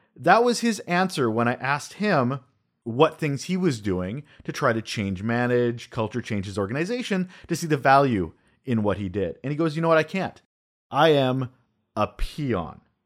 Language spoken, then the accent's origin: English; Canada; also born or lived in Vancouver Island, British Columbia; I'm a Canadian.